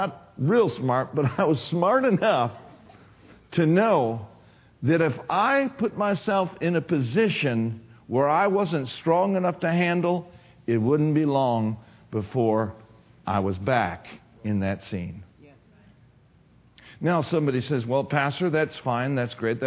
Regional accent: Minneapolis, Minnesota, United States; I grew up in Minneapolis, Twin City area

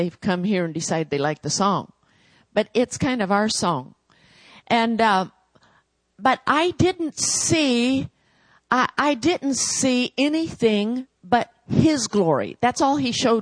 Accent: United States; moved away

